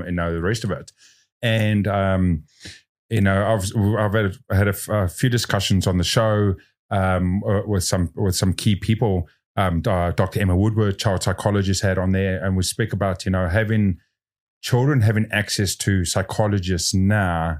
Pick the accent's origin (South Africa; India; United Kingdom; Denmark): South Africa; now in New Zealand; I grew up in South Africa